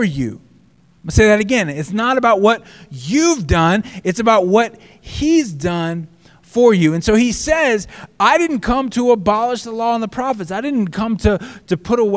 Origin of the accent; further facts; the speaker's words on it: the South, United States; when I grew up in the South